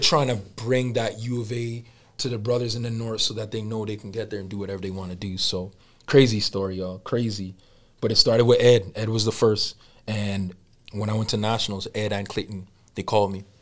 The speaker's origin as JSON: {"language": "English", "country": "Jamaica", "said": "I'm Jamaican and that I'm black"}